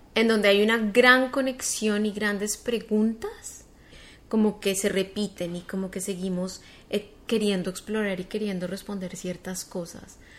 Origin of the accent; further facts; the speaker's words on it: Colombia; moved away as an adult; also born or lived in United States; llegué como con muchas ganas de hacer cosas en Colombia, en mi país